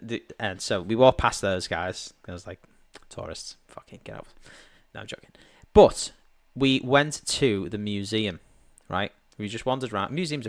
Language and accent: English; Liverpool, North West England, United Kingdom; in my hometown, Liverpool.